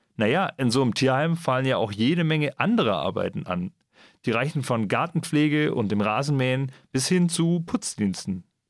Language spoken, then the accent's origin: German; Germany; bei uns in Deutschland